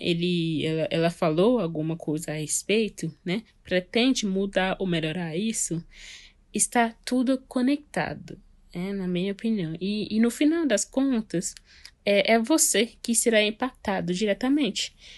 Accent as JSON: {"language": "Portuguese", "country": "Guyana", "tie": "born or raised there", "moved": "yes", "lives_now": "Brasília, Brazil", "said": "eu sou natural da Guiana, que fica aqui no Mercúrio Sul"}